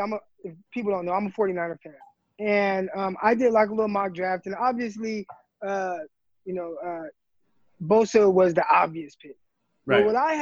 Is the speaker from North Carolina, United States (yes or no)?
no; Stockton, California, United States; We're both from Stockton